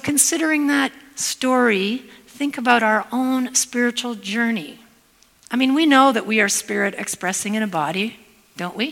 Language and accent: English; Hamilton, Ontario, Canada; moved away as an adult; now in Spokane, United States; I am Canadian, even though I live in Spokane, Washington. I'm from the Hamilton area originally, and I've lived in the States for 15 years